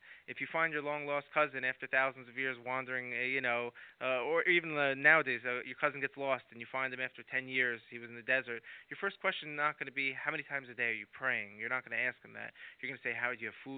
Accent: United States; growing up in America in a non-religious home

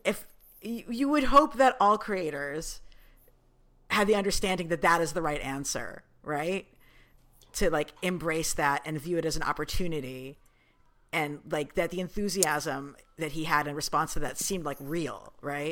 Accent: New York City, New York, United States; we're Jews from New York City

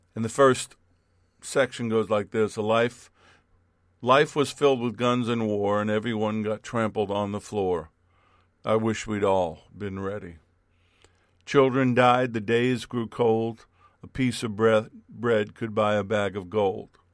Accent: New York, United States; I grew up in New York as a New York Yankee base, baseball fan.

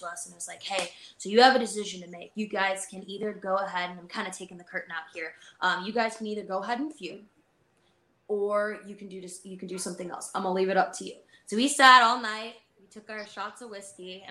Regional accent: Midwest, United States; moved away; We're from the Midwest

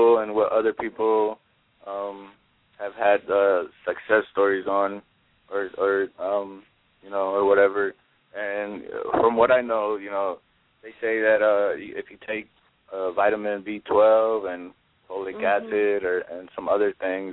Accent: Massachusetts, United States; I'm from Massachusetts. I reside in Massachusetts

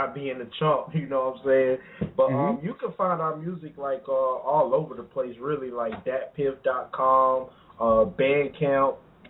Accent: Glynn County, Georgia, United States; representing Glenn County, Georgia.

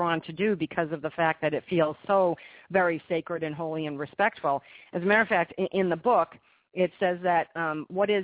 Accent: United States; I live in the United States, and I'm from the United States

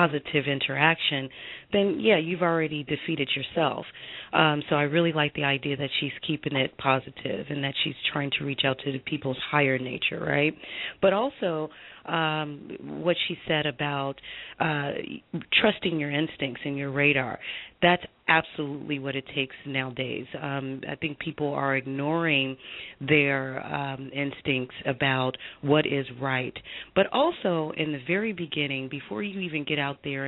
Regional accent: Chicago, Illinois, United States; now in Los Angeles, United States; I'm originally from Chicago. I live in Los Angeles

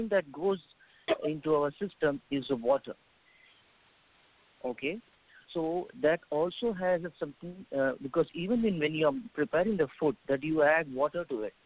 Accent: India; I'm from India.

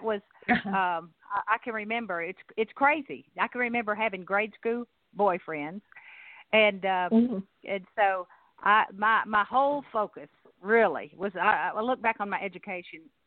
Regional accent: Nashville, Tennessee, United States; now in Chattanooga, United States; I grew up in Nashville

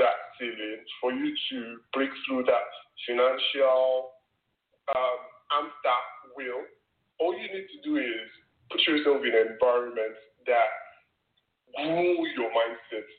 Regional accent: Nigeria; I grew up in Nigeria

